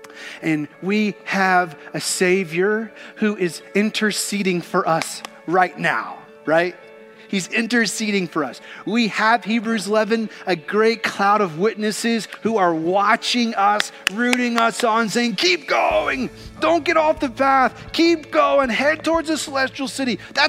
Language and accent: English; Kentucky, United States; Growing up in Kentucky, I got to be around racehorses quite a bit